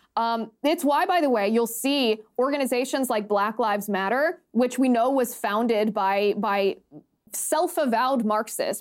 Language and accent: English; United States; we as as American citizens are